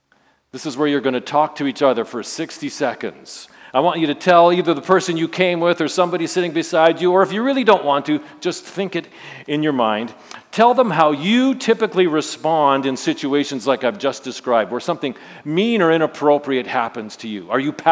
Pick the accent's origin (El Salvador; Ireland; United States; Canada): Canada; Saskatchewan; I grew up in Saskatchewan, so you know I'm part of Rider Nation